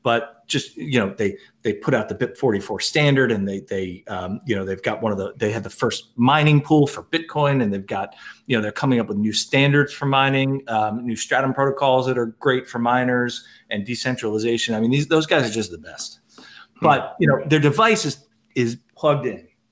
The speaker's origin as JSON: {"language": "English", "country": "United States", "said": "I'm American"}